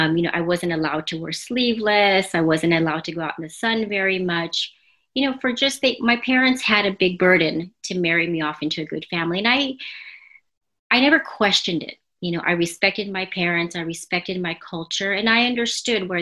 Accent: Los Angeles, California, United States; also born or lived in New Jersey / San Antonio; I was born and raised here in the States, born in New Jersey and raised in Los Angeles

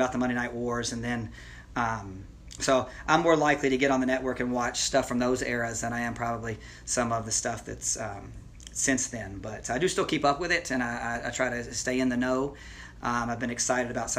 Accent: Lake City, Florida, United States; moved away; I ended up growing up in Lake City, Florida

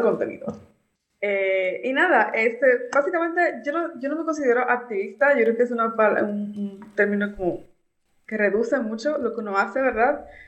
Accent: Dominican Republic; now in United States; soy de República Dominicana, pero eh, bueno, estoy en Estados Unidos en situación de migrante.

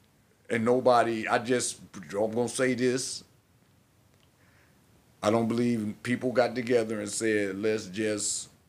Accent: Cleveland, Ohio, United States; born there; I was born in Cleveland.

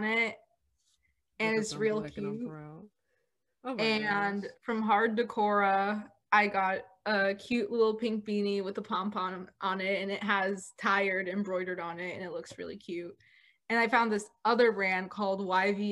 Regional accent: Orlando, Florida, United States; I'm not from Florida. I am from Orlando. I am not a Floridian

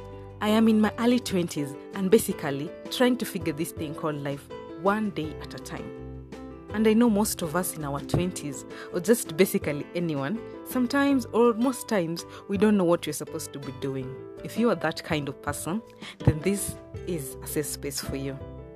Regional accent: Kenya; first language Luo; English is a second language; In English, we say thank you. In Swahili, we say asante. In my mother tongue, we say erokamano.

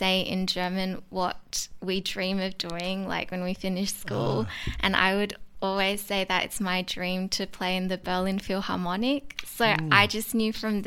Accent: Perth, Western Australia, Australia; also born or lived in Sydney; we moved to Perth, I think, before I was even 1 year old

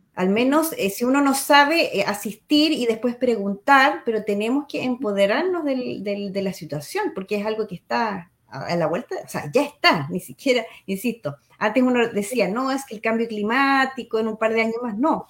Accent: Chile; como somos los chilenos

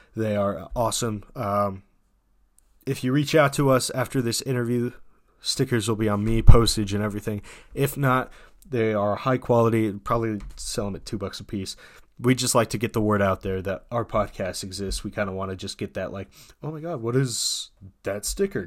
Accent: United States; as an American citizen

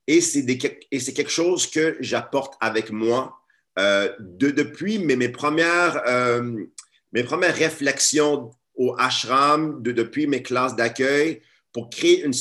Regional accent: Montreal, Quebec, Canada; Ensuite, à l'âge de 10 ans, je déménage ici à Montréal, je redéménage parce que je suis né à Montréal mais je redéménage à Montréal à l'âge de 10 ans et je rentre dans une classe d'accueil.

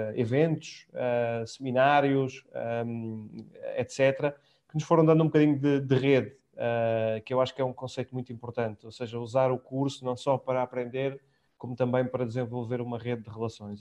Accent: Portugal; moved away as an adult; já lá vão quase, enfim, 12 anos fora de Portugal

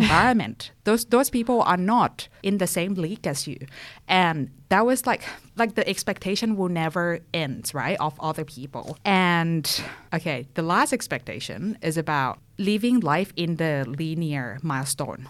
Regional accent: Thailand; moved away as an adult; also born or lived in France; now in Perth, Australia; I'm originally from Thailand. You might already pick up my accent. I moved to Perth in two thousand sixteen, and before Perth, I was living in France for two years for my bachelor's.

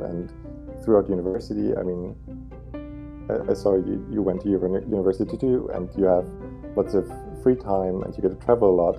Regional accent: Germany; also born or lived in Berlin; I'm from Germany and I currently live in Berlin, in the capital

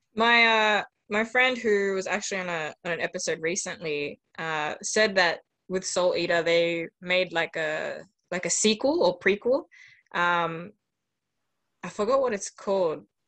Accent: Australia; growing up in Australia, like there's not that many Venezuelans, which is the background my mom's from

